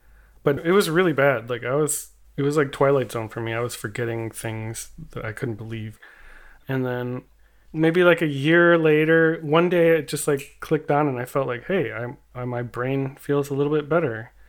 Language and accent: English; California, United States; I'm a body painter. I paint on people and then I photograph them. I'm from the South Bay near Los Angeles, California.